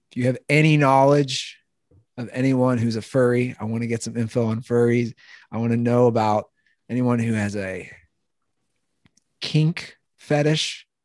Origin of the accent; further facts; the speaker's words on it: Cincinnati, Ohio, United States; moved away; I grew up in the East Side, which is kind of the knock on the East Side of Cincinnati is you're not as tough as the West Siders.